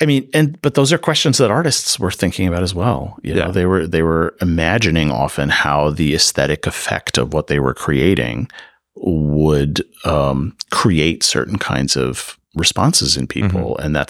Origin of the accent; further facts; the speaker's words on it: Midwest, United States; now in California, United States; so I'm not from California. So, that's maybe the first thing I should say here. So, you know, coming from the Midwest, I'm used to a certain kind of red brick, pseudo Gothic kind of, you know, university aesthetic.